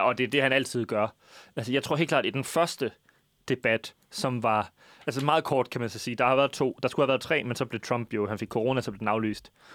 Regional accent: Jutland, Denmark; vi er fra Jylland

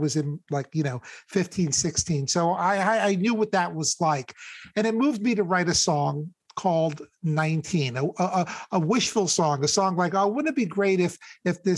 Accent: New York, United States; growing up in New York, I've had access to like some of the greatest shows

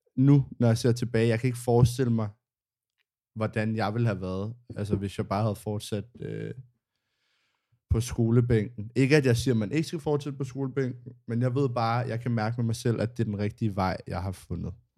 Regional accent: Copenhagen, Capital Region of Denmark, Denmark; jeg har gået i skole i Indre

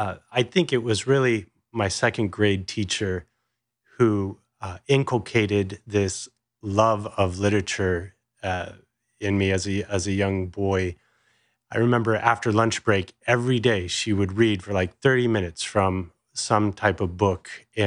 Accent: California, United States; born there; So I was born in Southern California. I'm one of seven.

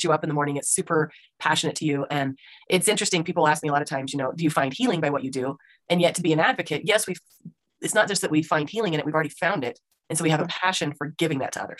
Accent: Utah, United States; I'm from Utah, so we call it Twilla.

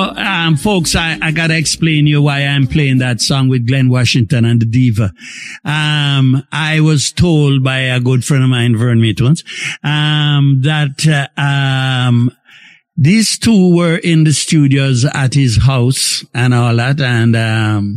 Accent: May Pen, Clarendon, Jamaica; We're all from Maypen, so we refer to each other as friend

